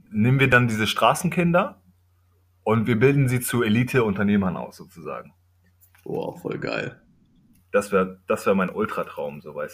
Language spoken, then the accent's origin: German; Kenya; German is a second language; ich komme ja aus Kenia, aus dem Dorf meines Vaters